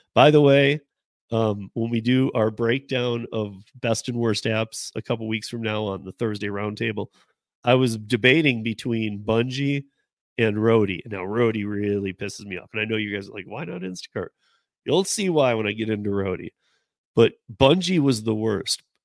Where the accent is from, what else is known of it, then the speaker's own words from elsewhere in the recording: Michigan, United States; moved away; we're both from Michigan